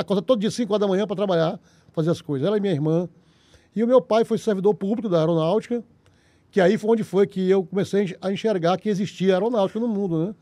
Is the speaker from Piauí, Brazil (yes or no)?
yes; Teresina, Piauí, Brazil; Eu nasci em Teresina aqui